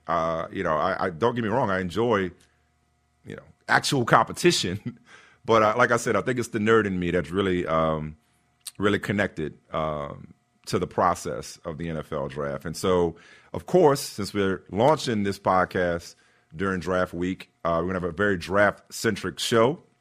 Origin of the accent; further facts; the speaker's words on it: New Orleans, Louisiana, United States; as a kid, uh, growing up in New Orleans